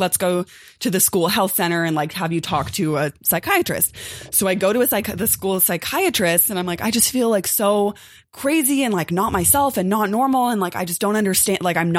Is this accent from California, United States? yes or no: yes; Los Angeles, California, United States; also born or lived in New Orleans; So I grew up in Los Angeles. I grew up in Koreatown. And I got a scholarship to attend Tulane University in New Orleans. And I had never spent time in the South.